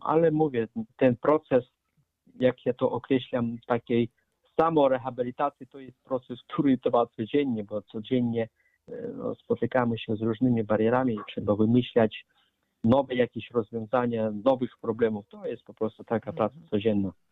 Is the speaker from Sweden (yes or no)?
no; Arkhangelsk, Arkhangelsk Oblast, Russia; now in Poland; urodziłem się w Federacji Rosyjskiej, w Archangelsku